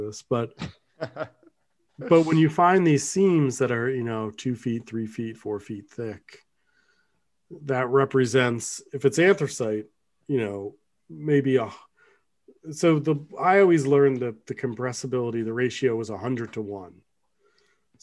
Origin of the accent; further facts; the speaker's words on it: Pottsville, Pennsylvania, United States; where I grew up in Pottsville, Pennsylvania